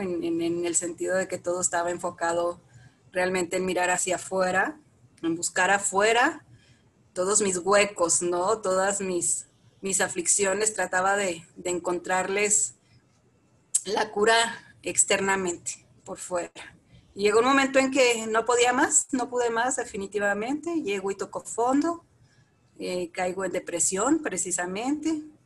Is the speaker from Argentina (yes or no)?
no; Chihuahua, Mexico; moved away as an adult; also born or lived in Saltillo / Torreón / Monterrey; now in Valle de Bravo, Mexico; yo soy de la ciudad de Chihuahua, Chihuahua, Chihuahua, de ahí al norte, bella mi tierra